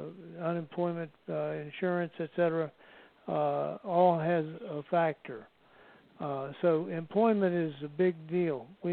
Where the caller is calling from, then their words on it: Marietta, Georgia, United States; I'm in Marietta, Georgia, just down the road from Tim.